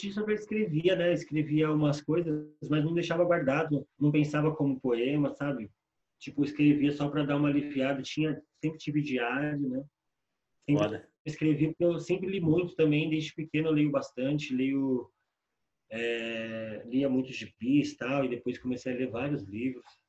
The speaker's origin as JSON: {"language": "Portuguese", "region": "São Paulo", "country": "Brazil", "said": "Sou morador da Coab 2, lá do leste aqui em Itaquera"}